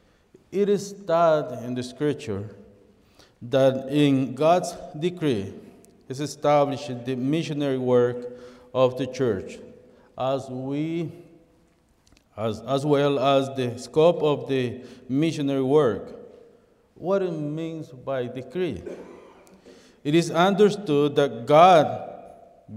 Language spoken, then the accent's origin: English; El Salvador; English is a second language; now in Toronto, Canada; I was born in El Salvador, but in 1989, I came to the city of Toronto to live in there